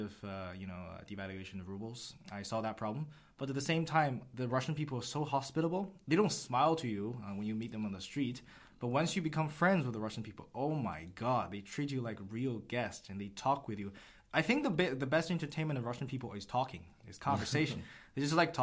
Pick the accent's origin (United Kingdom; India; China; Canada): China; moved away; also born or lived in United States; I'm from China, went to school in the US